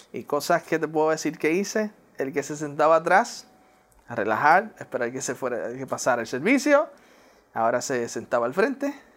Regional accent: Puerto Rico; first language English; Spanish is a second language; moved away as an adult; also born or lived in Newark, New Jersey / Pennsylvania; now in West Palm Beach, United States; la niñez en Puerto Rico, ahí me encantó mi niñez en Puerto Rico

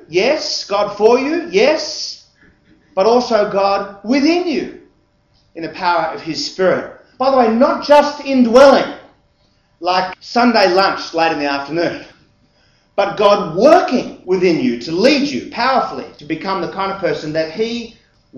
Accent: Sydney, New South Wales, Australia; the home I grew up in West Ryde

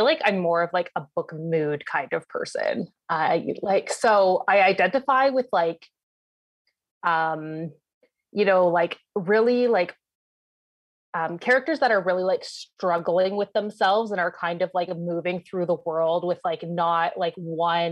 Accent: London, Ontario, Canada; also born or lived in Ottawa; I hail from London, Ontario, which is where I met Meg

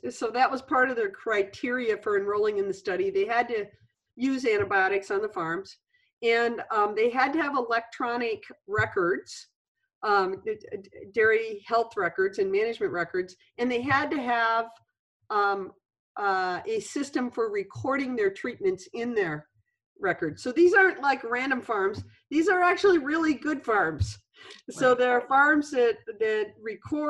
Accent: Michigan, United States; moved away as an adult; also born or lived in Wisconsin; I moved from University of Wisconsin back here to my home state of Michigan

